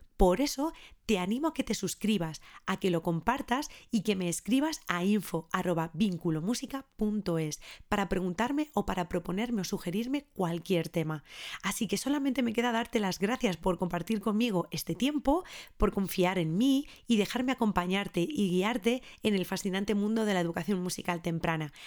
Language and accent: Spanish; Ávila, Castile and León, Spain; nací en Ávila en el año 1986